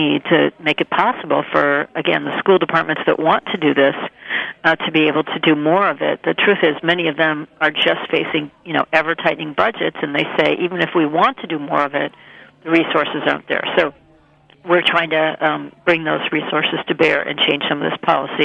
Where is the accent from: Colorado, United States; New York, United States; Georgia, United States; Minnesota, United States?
Minnesota, United States; now in Maine, United States; I grew up in Minnesota